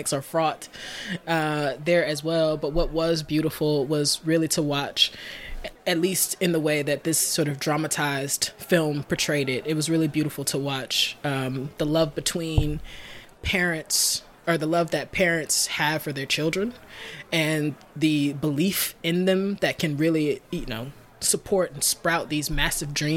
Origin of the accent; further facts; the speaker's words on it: Alabama, United States; I'm from Alabama